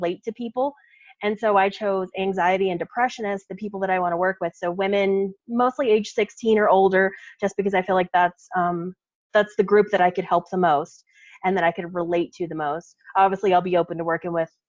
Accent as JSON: {"language": "English", "region": "Texas", "country": "United States", "moved": "yes", "lives_now": "Colorado, United States", "said": "we're from Texas"}